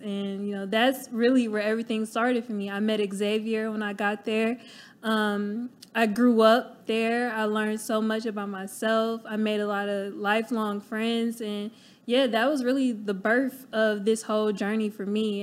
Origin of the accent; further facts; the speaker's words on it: Cleveland, Ohio, United States; moved away as an adult; I'm from Cleveland, Ohio, born and raised